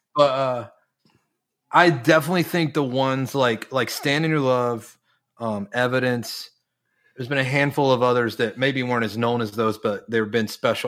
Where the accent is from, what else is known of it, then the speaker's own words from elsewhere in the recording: Charlotte, North Carolina, United States; moved away; I grew up in North Carolina. I grew up in North Carolina, representing my Panthers today.